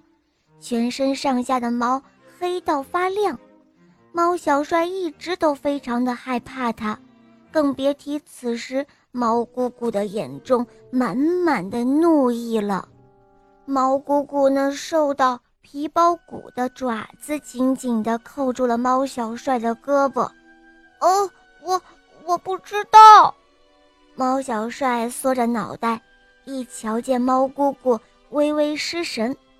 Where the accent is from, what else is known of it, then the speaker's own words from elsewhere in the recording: Wuhan, Hubei, China; 今年六岁了，我来自武汉